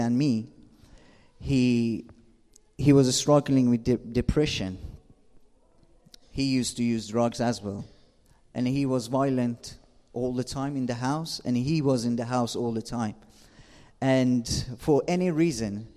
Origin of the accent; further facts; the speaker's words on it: Shiraz, Fars, Iran; English is a second language; moved away as an adult; now in England; I'm from Shira, south of Iran